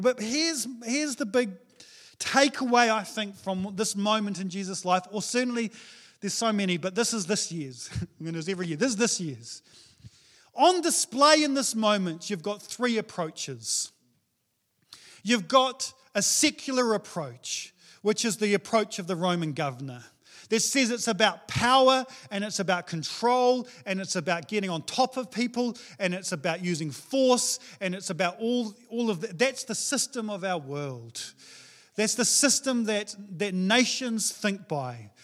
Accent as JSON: {"language": "English", "country": "New Zealand", "said": "I'm a Kiwi male"}